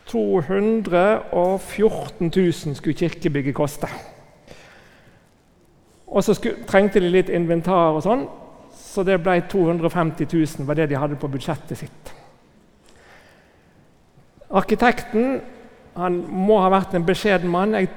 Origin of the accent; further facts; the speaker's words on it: Northern Norway, Norway; Jeg som er innflytter, selv om dere ikke hører det på dialekten, så er jeg egentlig nordlending som har kommet her til ganske nylig.